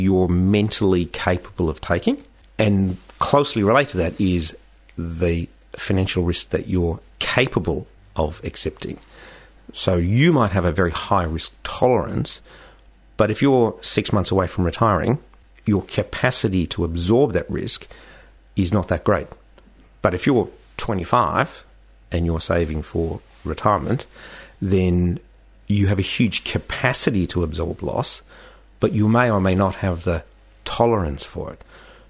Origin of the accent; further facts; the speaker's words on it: Australia; as Australian investors, we have a huge propensity to invest in Australia